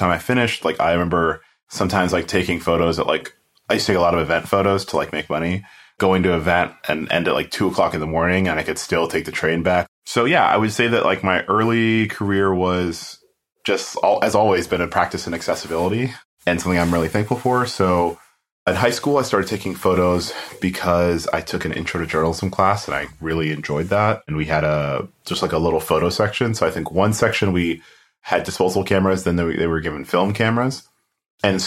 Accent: Fort Lauderdale, Florida, United States; also born or lived in Kingston, Jamaica / New York / Gainesville; I grew up in South Florida

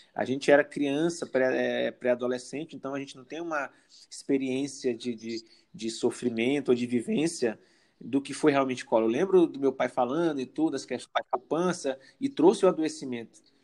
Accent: São Luís, Maranhão, Brazil; now in Balsas, Brazil; eu sou ludovicense, nasci em São Luís do Maranhão, estou morando em Balsas, que é no sul do Maranhão, né?

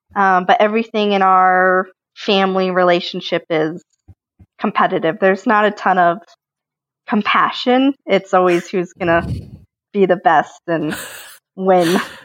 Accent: Colorado, United States; I grew up in Colorado

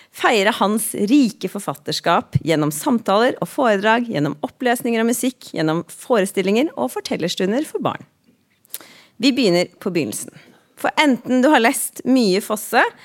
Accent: Drammen, Buskerud, Norway; jeg ei jente fra Drammen, så jeg er ikke så stø på nynorsken

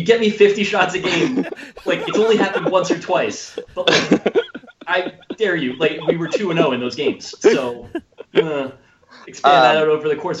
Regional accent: New Jersey, United States; moved away as an adult; also born or lived in Los Angeles; I grew up in New Jersey. I went to school in Los Angeles

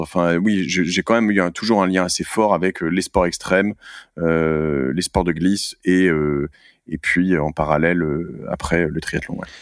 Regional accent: Cherbourg, Normandy, France; now in Paris, France; moi je suis né à Cherbourg en, Normandie

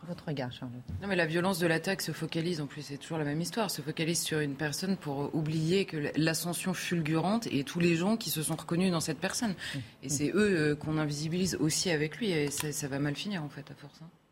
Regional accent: France; accent: very French; j'ai un accent très français

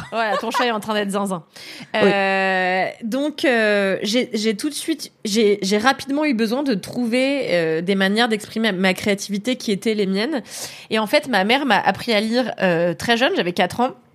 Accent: Levallois-Perret, Île-de-France, France; j'ai grandi à Levallois dans une école de blancs

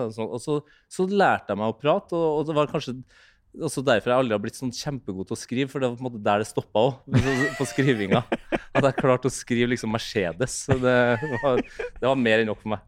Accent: near Trondheim, Trøndelag, Norway; litt utenfor Eh, Trondheim sentrum er liksom født og oppvokst på Målt

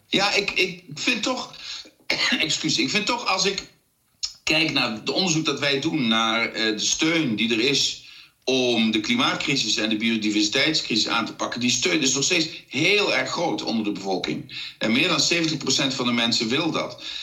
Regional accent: South Limburg, Netherlands; ik kom uit Zuid-Limburg

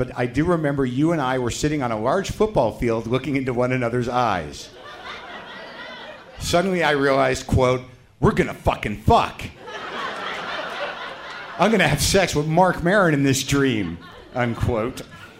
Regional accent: New Mexico, United States; I grew up in New Mexico. That's where the fingering took place.

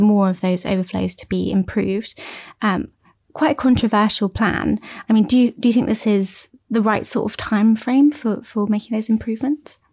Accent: Cornwall, South West England, United Kingdom; I'm from Cornwall

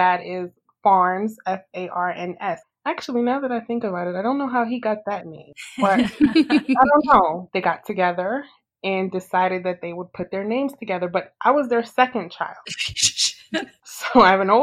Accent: United States; my parents are Haitian. They're from Haiti. But like I grew up, you know, I was born in America. I grew up in America

